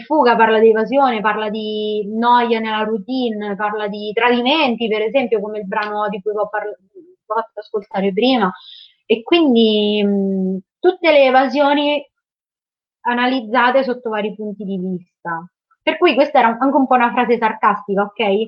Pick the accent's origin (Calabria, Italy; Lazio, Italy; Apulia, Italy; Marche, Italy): Marche, Italy; Porto Sant'Elpidio; Io sono di Porto Sant'Elpidio, che è una piccola città nel Fermano, quindi nelle Marche, sulla costa.